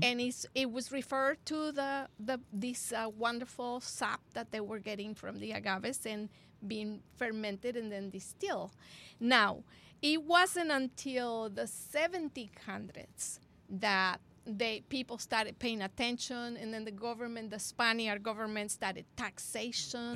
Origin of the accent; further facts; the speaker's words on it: Monterrey, Nuevo León, Mexico; I remember growing up in Monterrey, Mexico